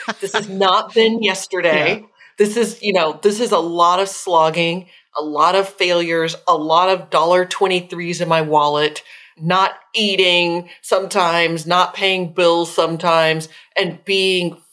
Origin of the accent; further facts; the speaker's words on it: Austin, Texas, United States; I grew up in Austin, Texas